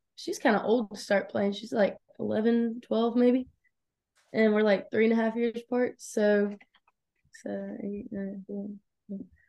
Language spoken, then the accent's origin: English; Locust Grove, Georgia, United States; I was born in Lucas Grove, Georgia. It's, like, our south of Atlanta